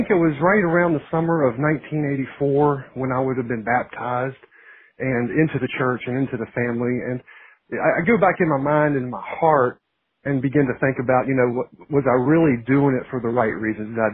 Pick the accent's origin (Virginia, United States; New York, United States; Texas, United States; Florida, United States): Virginia, United States; Harrisonburg; moved away as an adult; now in Beaufort, United States; of Virginia, right there in the heart of the valley at Harrisonburg, and grew up there, was reared there, went to school at Bridgewater College, just down to the south there of Harrisonburg. Graduated there, met my wife over in Charlottesville, but we lived in Harrisonburg for several years after we were married.